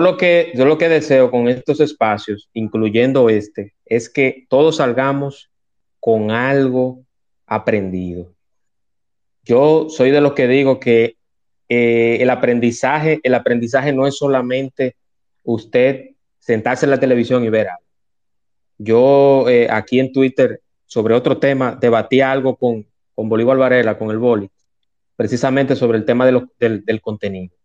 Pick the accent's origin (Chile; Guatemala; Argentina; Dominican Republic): Dominican Republic; en mi país que quiero tanto